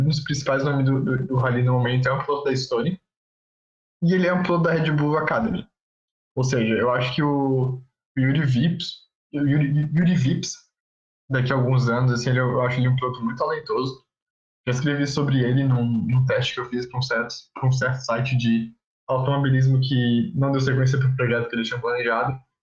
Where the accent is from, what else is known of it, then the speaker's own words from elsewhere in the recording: Florianópolis, Santa Catarina, Brazil; a gente é de Floripa que chove bastante